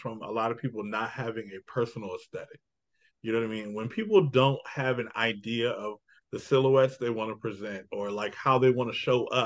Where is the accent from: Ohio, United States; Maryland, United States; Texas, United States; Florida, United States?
Maryland, United States; Annapolis; I'm from Annapolis, so I'm right outside the city